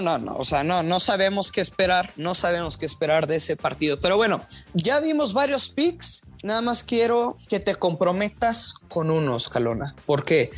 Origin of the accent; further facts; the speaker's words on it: Durango, Mexico; soy de Durango